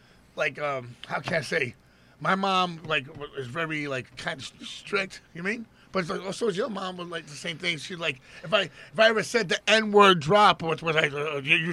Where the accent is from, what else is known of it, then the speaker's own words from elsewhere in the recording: New York City, New York, United States; where I'm from Jackson Heights